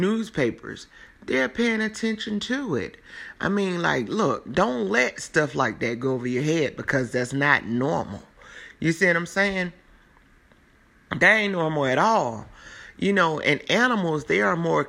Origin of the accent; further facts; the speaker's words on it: South Carolina, United States; I'm from South Carolina. I'm from South Carolina.